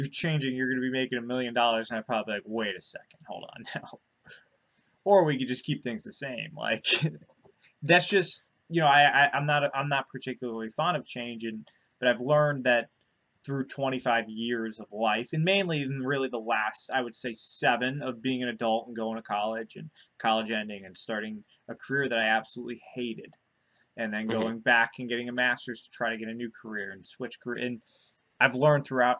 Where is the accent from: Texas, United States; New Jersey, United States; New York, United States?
New Jersey, United States; moved away; also born or lived in Florida; growing up in Jersey